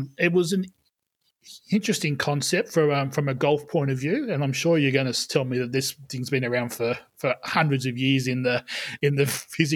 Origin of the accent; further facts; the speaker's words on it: country New South Wales, Australia; I grew up in country in New South Wales in Australia